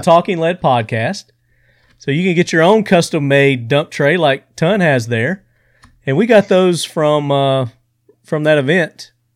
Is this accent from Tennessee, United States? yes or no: yes; Sparta, Tennessee, United States; That's my hometown